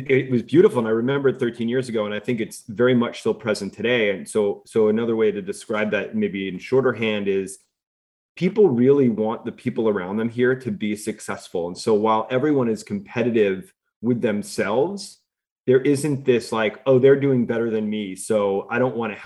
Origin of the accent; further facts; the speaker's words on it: New York, United States; moved away as an adult; also born or lived in Los Angeles / Bay Area; I'm a New Yorker